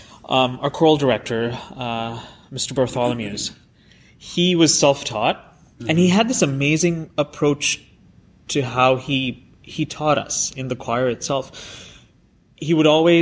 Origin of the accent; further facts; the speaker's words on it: Sri Lanka; moved away as an adult; also born or lived in Indiana; I grew up in Sri Lanka